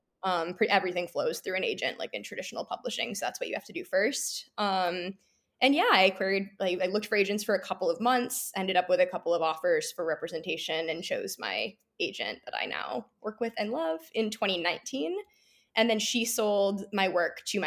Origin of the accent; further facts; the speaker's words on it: Midwest, United States; moved away as an adult; also born or lived in Chicago / Michigan; now in New York, United States; I grew up in the Midwest and I went to college in Chicago